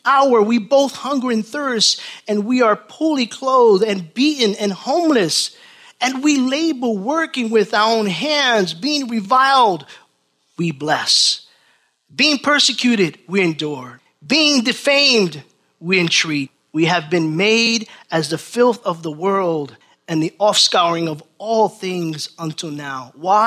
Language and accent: English; New York, United States; Born and raised in New York